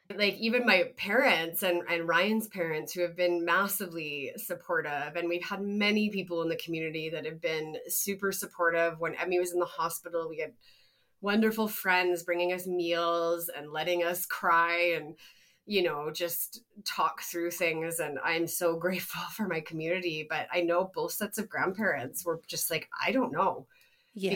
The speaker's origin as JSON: {"language": "English", "country": "Canada", "said": "we're from Canada"}